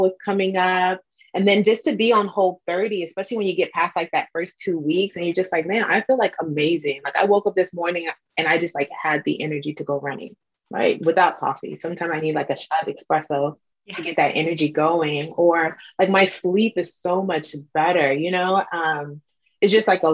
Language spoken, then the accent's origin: English; Nigeria; I'm Nigerian